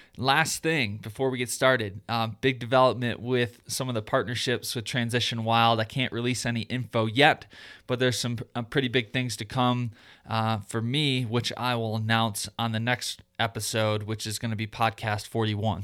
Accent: Michigan, United States; moved away; I lived in Michigan. And uh, since I've moved out to the West

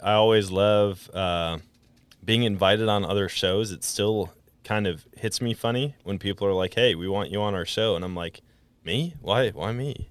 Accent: Wisconsin, United States; moved away as an adult; also born or lived in Colorado; now in Missouri, United States; was born and raised in Wisconsin

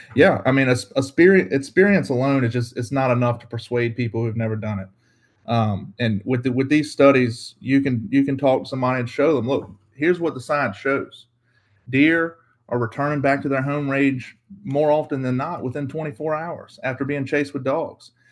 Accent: Carrsville, Virginia, United States; I'm from Southeast Virginia. I grew up in a small town called Carsville, uh, Virginia

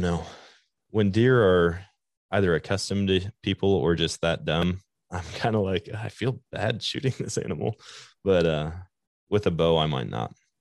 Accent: Wisconsin, United States; moved away; I grew up in Wisconsin.

